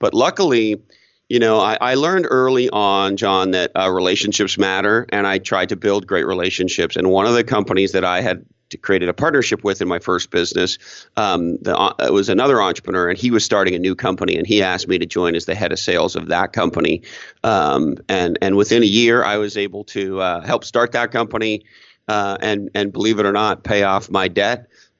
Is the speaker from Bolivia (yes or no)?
no; Montreal, Quebec, Canada; now in Toronto, Canada; So I was a young entrepreneur working on my second startup, living in Toronto, Canada. I grew up in Montreal